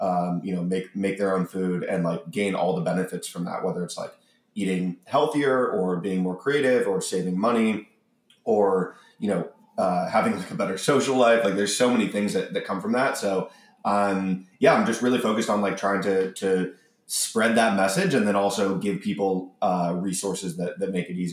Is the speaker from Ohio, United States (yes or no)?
yes; Cleveland, Ohio, United States; I grew up in Cleveland in the 90s